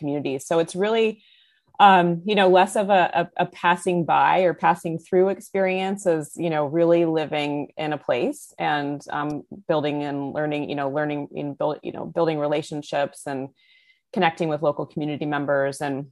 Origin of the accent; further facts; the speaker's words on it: California, United States; now in Houston, United States; You know, I grew up in the San Francisco Bay Area in California, and now I'm based in Houston.